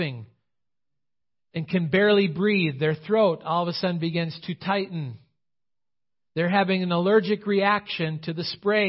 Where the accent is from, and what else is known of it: United States